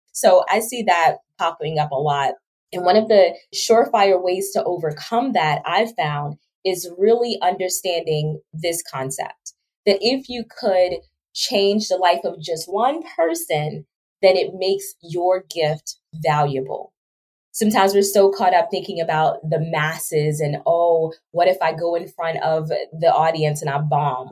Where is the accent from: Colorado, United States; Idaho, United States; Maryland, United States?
Maryland, United States; Baltimore; moved away; also born or lived in Georgia / Trinidad and Tobago; my background really starts from growing up in Baltimore City